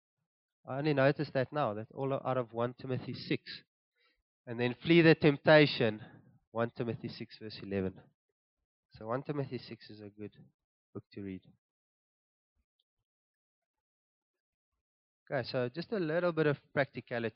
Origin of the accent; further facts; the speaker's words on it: Cape Town, Western Cape, South Africa; now in Gauteng, South Africa; we're originally from Cape Town